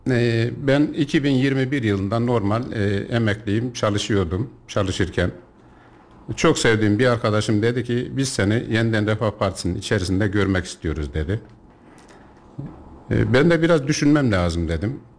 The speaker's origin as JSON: {"language": "Turkish", "town": "Yeşilhisar", "region": "Kayseri Province", "country": "Turkey", "tie": "born or raised there", "said": "Doğuma büyüme Yeşilhisarlıyım. Kayseri'ye ufak tefek geliş gidişlerim olmuştur ama Yeşilhisar'dan irtibatımı hiç kesmedim."}